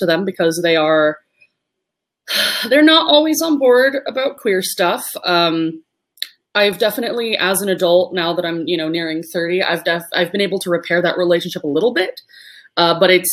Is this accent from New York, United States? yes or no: no; Los Angeles, California, United States; I was adopted by her brother, my uncle, who I now refer to as my father, and I was raised in Los Angeles